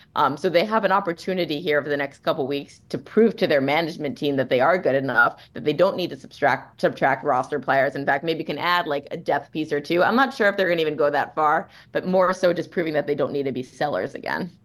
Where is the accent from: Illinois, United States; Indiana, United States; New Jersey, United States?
New Jersey, United States; I grew up in New Jersey